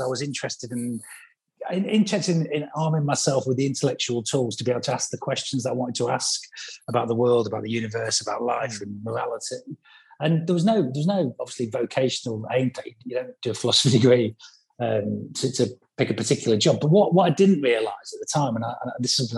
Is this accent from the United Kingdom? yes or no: yes; Grimsby, Yorkshire and the Humber, United Kingdom; moved away; I'm from Grimsby originally. I'm a council estate kid, single parent family, free school meals